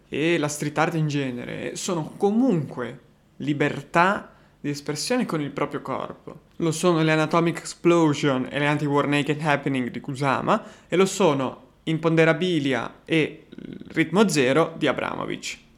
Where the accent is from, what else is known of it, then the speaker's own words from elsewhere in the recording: Genoa, Liguria, Italy; accent: Genoese (cadence); essendo genovese